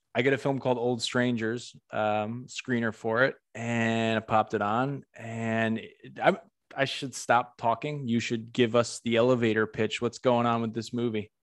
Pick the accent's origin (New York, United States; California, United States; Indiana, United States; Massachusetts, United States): Massachusetts, United States; Western; now in Orlando, United States; I'm originally from the Northeast. I'm from Massachusetts, Western Mass, not Boston